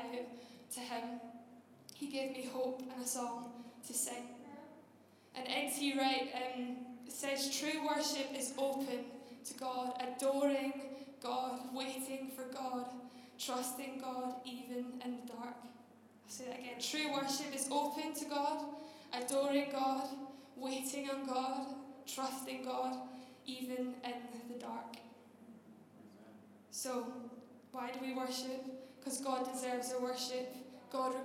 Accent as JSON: {"language": "English", "area": "just outside Glasgow", "region": "Scotland", "country": "United Kingdom", "tie": "born or raised there", "moved": "yes", "said": "I grew up just outside Glasgow, you can probably tell by my strong accent. It has softened, by the way"}